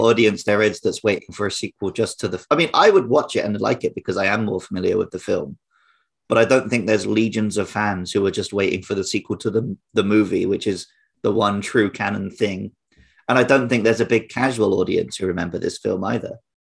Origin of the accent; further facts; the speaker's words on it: United Kingdom; now in Japan; growing up near London